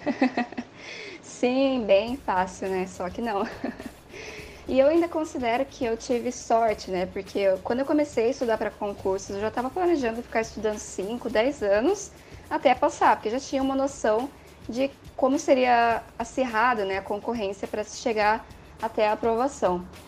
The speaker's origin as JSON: {"language": "Portuguese", "region": "São Paulo", "country": "Brazil", "moved": "as an adult", "lives_now": "Porto Alegre, Brazil", "said": "eu sou paulista, do estado de São Paulo"}